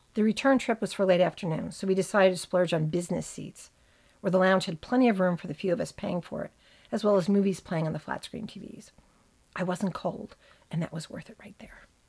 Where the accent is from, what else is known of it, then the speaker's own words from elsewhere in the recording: New Jersey, United States; growing up in New Jersey